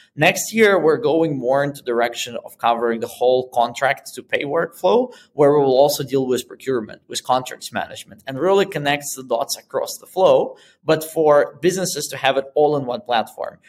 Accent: Moscow, Russia; moved away as an adult; also born or lived in Boston; now in Berlin, Germany; I'm originally from Moscow and that's where I started my first business

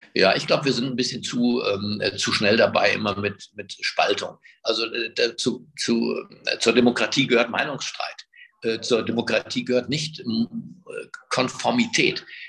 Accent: Berlin, Germany; ich bin halt in Berlin geboren, ich spreche auch kein Ungarisch

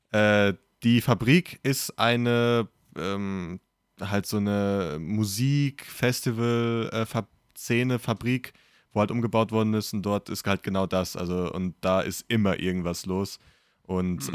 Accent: Kaiserslautern, Rhineland-Palatinate, Germany; moved away; meiner Heimatstadt, die damals bei mir in der Nähe war

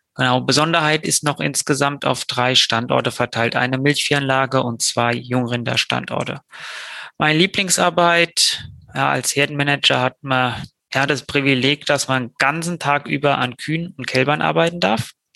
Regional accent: western Brandenburg, Germany; Ich komme aus dem Westen Brandenburgs

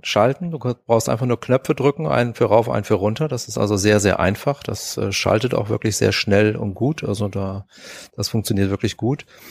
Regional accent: Bremen, Germany; ich bin hier tatsächlich in Bremen auch geboren

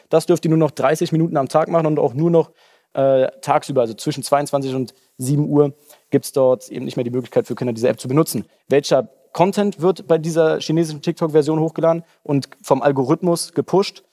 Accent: Germany; bei uns in Deutschland

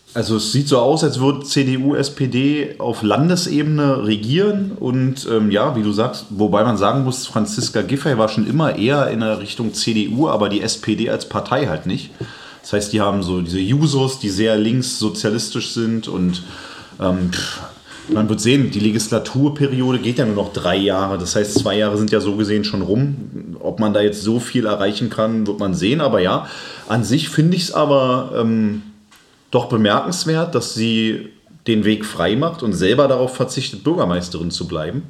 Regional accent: Berlin, Germany; als Berliner

